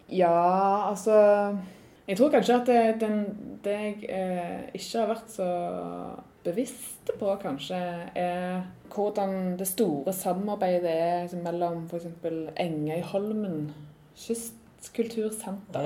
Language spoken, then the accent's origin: Norwegian; Randaberg, Rogaland, Norway; also born or lived in Trondheim; Jeg er jo fra Randaberg